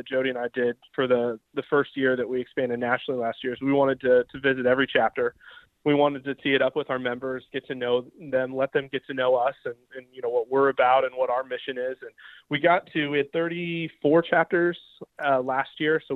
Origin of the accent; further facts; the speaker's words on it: Decatur, Illinois, United States; my hometown, Decatur, Illinois